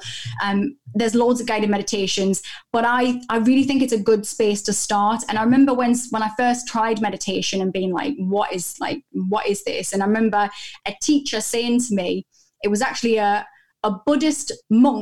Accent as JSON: {"language": "English", "country": "United Kingdom", "said": "I'm so British"}